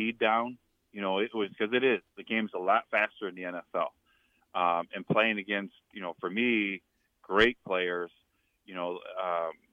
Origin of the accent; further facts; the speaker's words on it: outside of Chicago, Illinois, United States; moved away; also born or lived in Nebraska / New Orleans / Indiana; growing up outside of Chicago